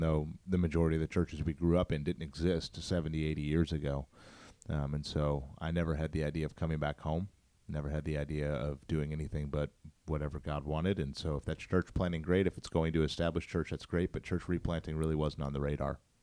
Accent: St. Louis, Missouri, United States; born and raised in Saint Louis, grew up in North County

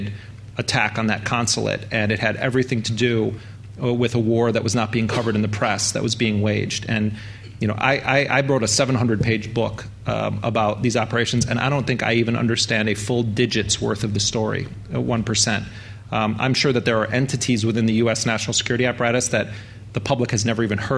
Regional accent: United States; as an American

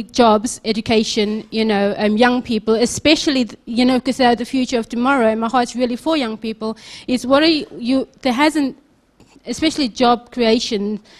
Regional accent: Cape Town, Western Cape, South Africa; moved away; I'm from Cape Town, and I've recently been back for 3 months, spending time in South Africa, traveling around.

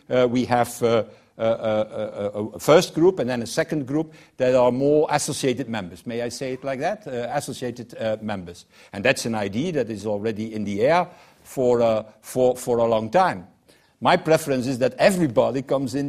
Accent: Belgium; I'm from Belgium

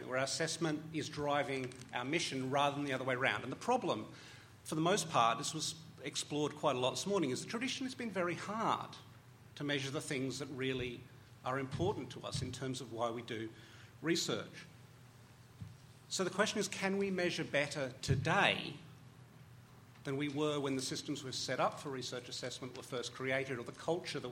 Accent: Australia; as an Australian

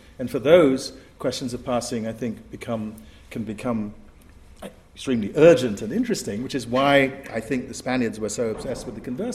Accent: Asante, Ashanti, Ghana; also born or lived in England; The way we Asantes, my sisters are in the front row, we Asantes think of ourselves as having come out of the ground in Asante

